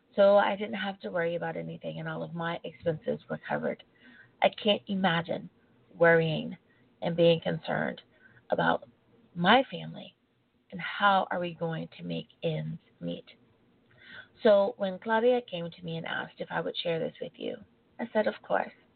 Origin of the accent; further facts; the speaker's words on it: United States; my home country of the United States of America